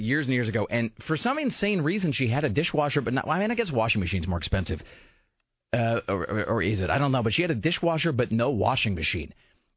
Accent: United States; I'm an American.

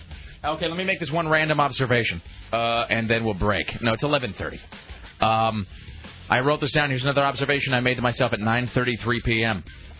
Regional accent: United States; Look, I'm an American and a patriot and all that, but seriously, F that.

